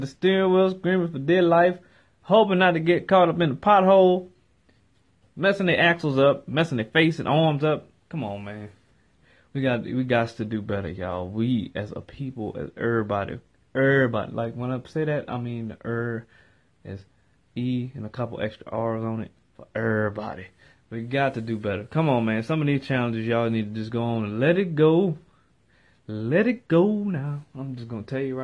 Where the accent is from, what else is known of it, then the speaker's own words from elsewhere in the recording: New Orleans, Louisiana, United States; New Orleans, my hometown, my city, through and through.